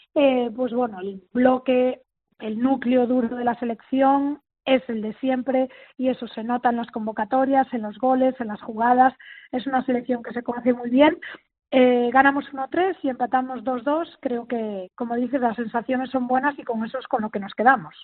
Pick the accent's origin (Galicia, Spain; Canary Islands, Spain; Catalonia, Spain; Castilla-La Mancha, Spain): Galicia, Spain; mi tierra